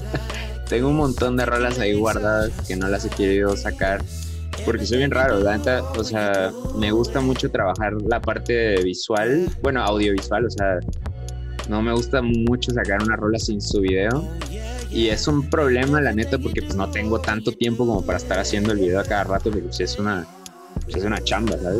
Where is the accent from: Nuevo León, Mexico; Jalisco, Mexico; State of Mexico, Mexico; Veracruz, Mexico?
Veracruz, Mexico; Coatzacoalcos; now in Cholula, Mexico; mi ciudad natal, Coatzacoalcos, Veracruz